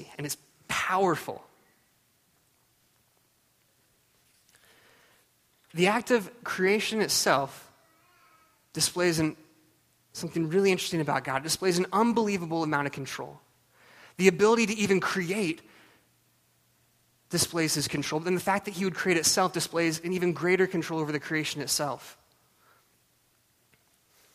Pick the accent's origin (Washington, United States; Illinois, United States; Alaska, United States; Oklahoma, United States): Alaska, United States; Juneau; I grew up in Juneau, Alaska